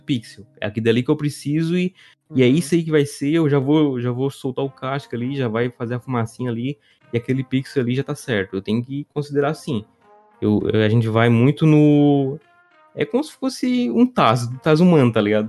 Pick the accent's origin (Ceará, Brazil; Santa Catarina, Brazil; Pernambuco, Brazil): Santa Catarina, Brazil; eu sou de Santa Catarina